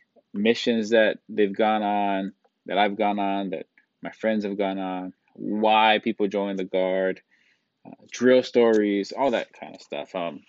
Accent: Kaneohe, Hawaii, United States; I was born and raised in Kaneohe, Hawaii, went to school here. This is my stomping grounds, Oahu, Honolulu, but mostly Kaneohe.

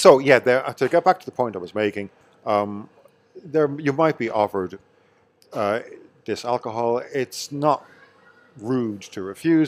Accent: County Meath, Ireland; No, I'm from Meath.

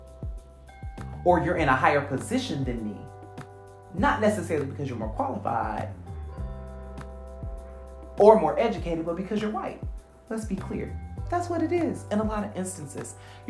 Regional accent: Michigan, United States

